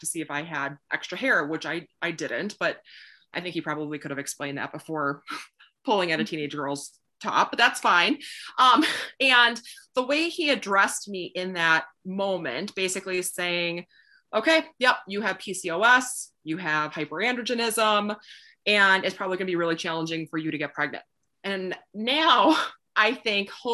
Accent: Wisconsin, United States; moved away; I grew up in Wisconsin, kind of in the middle of nowhere a little bit

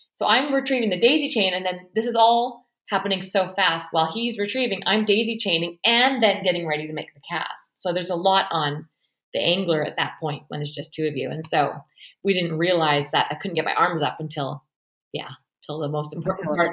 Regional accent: Canada; also born or lived in Australia / Fraser Valley, British Columbia; I am a Canadian who fell in love with an Australian

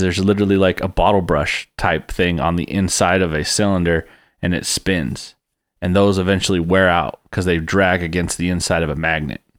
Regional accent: Texas, United States; I'm from Texas

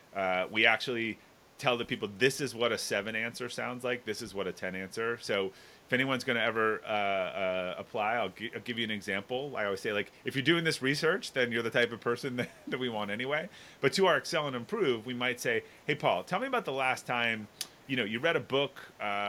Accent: outside of Boston, Massachusetts, United States; I grew up in outside of Boston

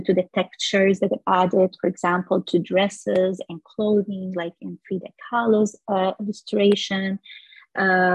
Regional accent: Damascus, Damascus Governorate, Syria; moved away; I grew up walking in neighborhoods where we were surrounded by jasmine flowers, and the smell in the spring, it's just everywhere in Damascus

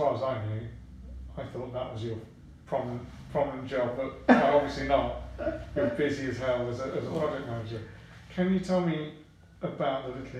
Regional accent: London, United Kingdom; I grew up in London

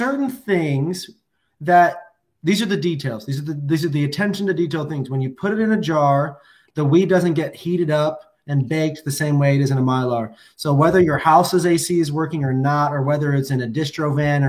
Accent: Washington, United States; I come from the Evergreen State

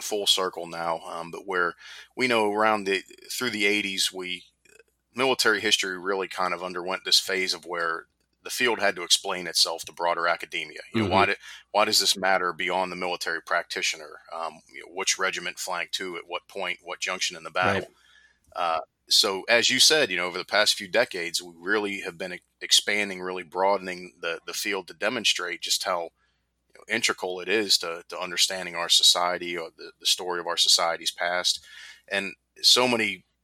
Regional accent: Pittsburgh, Pennsylvania, United States; now in Myrtle Beach, United States; I grew up in Pittsburgh

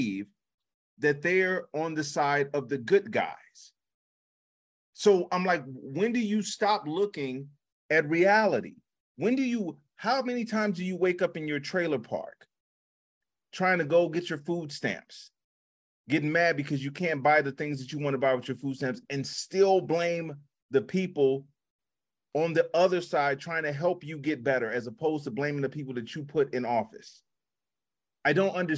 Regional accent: Chicago, Illinois, United States; moved away; I came from Chicago

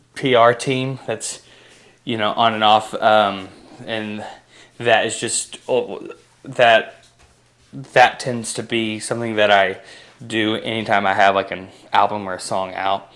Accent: outside of Pittsburgh, PA, Pennsylvania, United States; moved away as an adult; also born or lived in Kentucky / Anderson, Indiana; I was born in Kentucky and then at the age of six, we uh, ended up in a in a PA, uh, and I graduated high school there outside of Pittsburgh

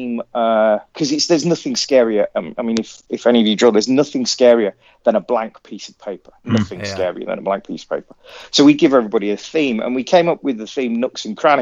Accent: Coventry, West Midlands, United Kingdom; I grew up in and around Coventry.

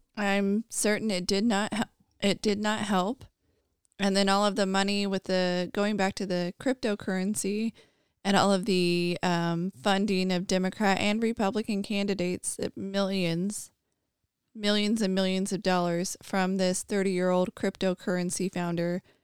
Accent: United States; I, as an American

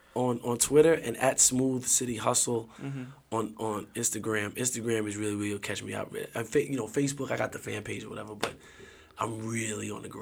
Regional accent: New York, United States

